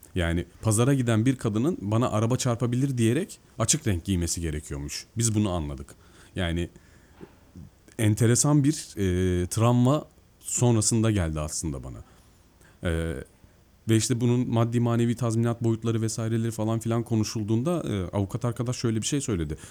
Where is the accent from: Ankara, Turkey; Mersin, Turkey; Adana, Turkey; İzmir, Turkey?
Mersin, Turkey; also born or lived in Eskişehir; now in Istanbul, Turkey; Ben normalde Mersin'de doğdum büyüdüm.